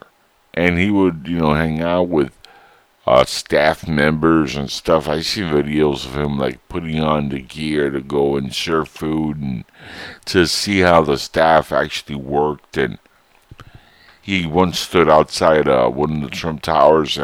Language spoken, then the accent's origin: English; United States; we, as American citizens